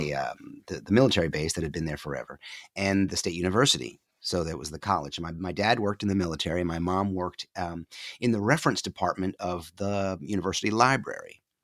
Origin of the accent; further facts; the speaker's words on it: upstate New York, United States; moved away as an adult; I grew up in upstate New York, the co-, nor-, northeast corner of New York State, hemmed in by Burlington, Vermont, and Montreal